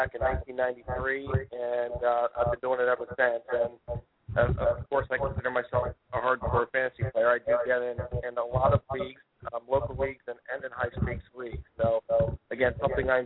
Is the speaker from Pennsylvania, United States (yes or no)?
yes; Hershey, Pennsylvania, United States; I'm from Hershey, Pennsylvania